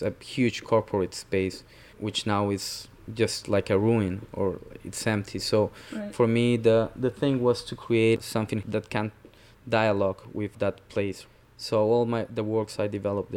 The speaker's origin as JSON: {"language": "English", "region": "Lima", "country": "Peru", "also_born_or_lived": "Brooklyn, New York", "moved": "yes", "lives_now": "New York, United States", "said": "I'm originally from Lima, Peru. I work in Brooklyn, New York."}